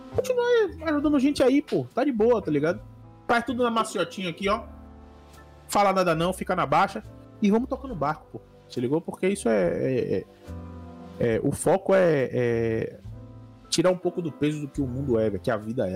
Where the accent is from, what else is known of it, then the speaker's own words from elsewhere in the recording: Salvador, Bahia, Brazil; Eu sou da Bahia, pra quem não sabe, eu sou de Salvador, Bahia, Brasil